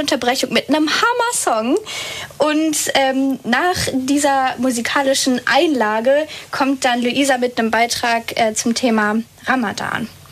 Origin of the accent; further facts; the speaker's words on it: Northern Germany, Germany; ich komme eigentlich aus dem Norden